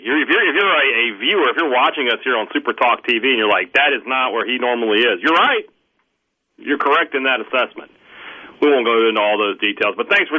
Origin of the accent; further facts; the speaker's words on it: Vicksburg, Mississippi, United States; now in Starkville, United States; But there's a lot more to do in my hometown than just the park.